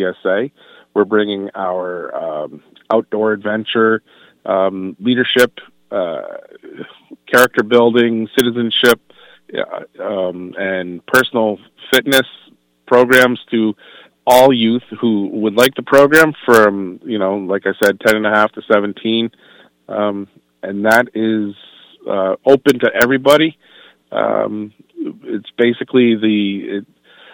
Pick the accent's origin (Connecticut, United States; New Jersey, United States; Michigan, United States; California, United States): Connecticut, United States; Eastern; I am local, born and bred right here in Eastern Connecticut